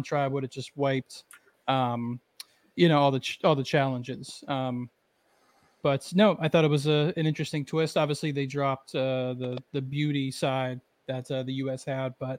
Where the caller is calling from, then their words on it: New York City, New York, United States; I'm calling it from New York City right now